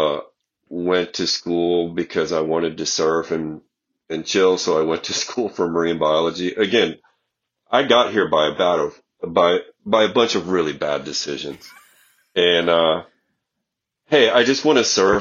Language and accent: English; Iowa, United States; I'm from Iowa